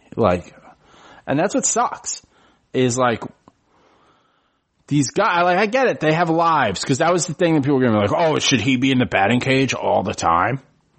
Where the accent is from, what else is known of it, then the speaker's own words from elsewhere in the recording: New York City, New York, United States; I'm born and raised in the Bronx.